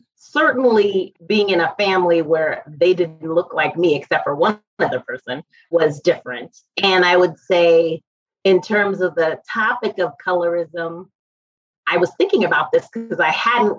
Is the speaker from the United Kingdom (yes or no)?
no; Hong Kong; also born or lived in Boston, United States; I actually was born in Boston, Massachusetts, but I grew up in Hong Kong, which definitely impacted my experience as a Black person.